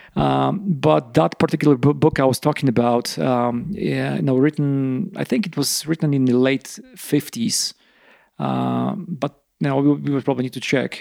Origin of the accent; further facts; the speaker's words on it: eastern Poland, Poland; English is a second language; moved away as an adult; now in Rifle, United States; I'm from eastern Poland, like smaller, smaller city.